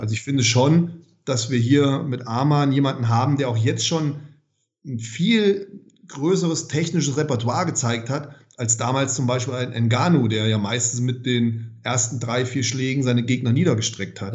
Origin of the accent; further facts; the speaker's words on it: Germany; Bei uns in Deutschland